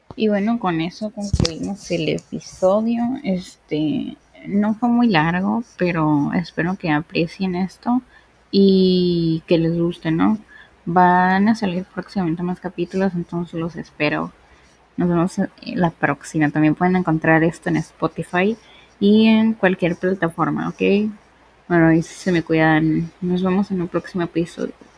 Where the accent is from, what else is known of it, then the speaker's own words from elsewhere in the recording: Ensenada, Baja California, Mexico; soy una chica de Ensenada, México